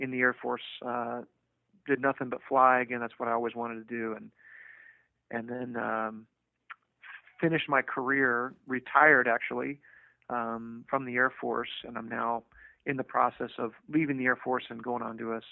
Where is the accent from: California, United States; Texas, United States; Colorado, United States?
California, United States; Davis; I grew up in Davis, California